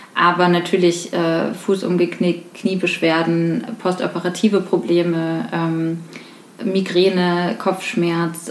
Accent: Rüsselsheim, Hesse, Germany; moved away as an adult; now in Frankfurt, Germany; Ich komme ursprünglich aus der Gegend von Rüsselsheim und ähm, wohne jetzt seit vier Jahren in Frankfurt

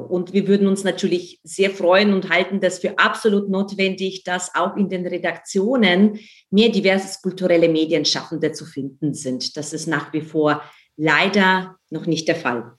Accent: Ukraine; now in Germany; ich bin in der Ukraine aufgewachsen

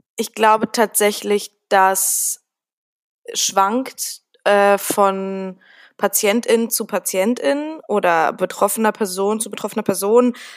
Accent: Berlin, Germany; Aber ich bin ja auch ein Berliner Mädel. Ich bin ja auch äh, in Berlin geboren

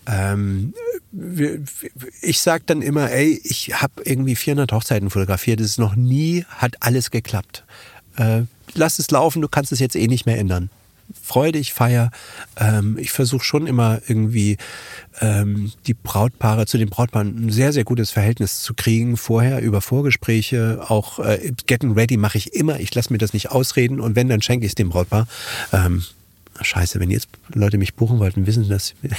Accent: Germany; bei uns in Deutschland

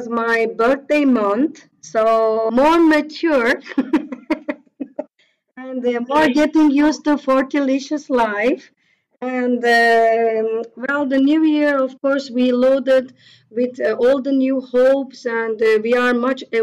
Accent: Turkey; English is a second language; I am originally from Turkey, but my family roots are also quite mixed

